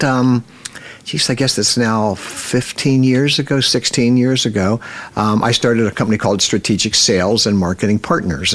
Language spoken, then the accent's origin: English; Cincinnati, Ohio, United States; I grew up in Cincinnati, Ohio